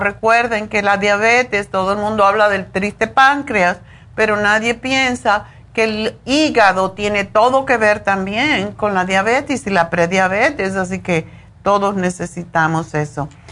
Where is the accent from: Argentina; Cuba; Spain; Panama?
Cuba; moved away as an adult; en Cuba, de donde yo vengo